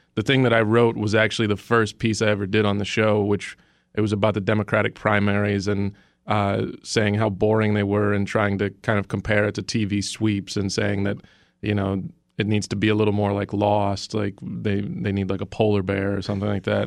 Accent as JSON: {"language": "English", "town": "Dallas", "region": "Texas", "country": "United States", "tie": "born or raised there", "said": "I grew up in Dallas, Texas"}